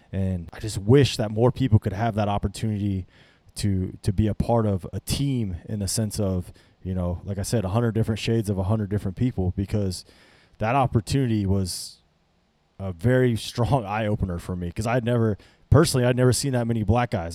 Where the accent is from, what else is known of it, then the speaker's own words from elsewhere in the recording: North Platte, Nebraska, United States; I was, I was raised in North Platte, Nebraska